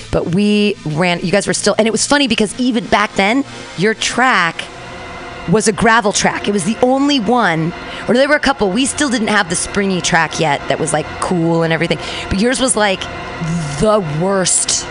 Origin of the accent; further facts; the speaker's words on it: Livermore, California, United States; I was born at Livermore Memorial Hospital there in Livermore. Fantastic. In 1974, and uh, so I'm a Livermorean and grew up in that in that area